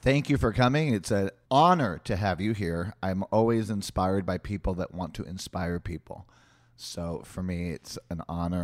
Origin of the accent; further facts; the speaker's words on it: San Juan, Puerto Rico; also born or lived in United States; I grew up in San Juan, Puerto Rico, being a American, Russian, Jewish family in a Latino Catholic culture